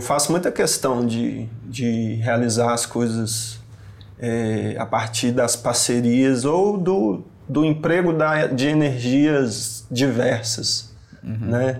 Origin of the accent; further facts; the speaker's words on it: Belo Horizonte, Minas Gerais, Brazil; A rua Ritmo, que é onde eu cresci, onde tá a minha história, minha infância